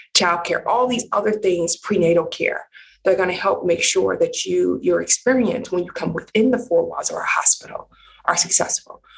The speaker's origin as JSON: {"language": "English", "town": "Cleveland", "region": "Ohio", "country": "United States", "tie": "born or raised there", "also_born_or_lived": "Michigan", "said": "grew up in the Midwest, um, Cleveland, Ohio"}